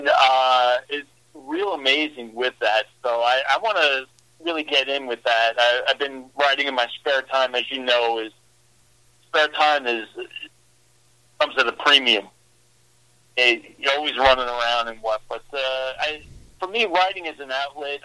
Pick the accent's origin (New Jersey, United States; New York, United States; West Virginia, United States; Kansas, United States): New York, United States; New York City; moved away as an adult; also born or lived in Long Island, New York; now in Midwest, United States; born and raised in Brooklyn, lived on Long Island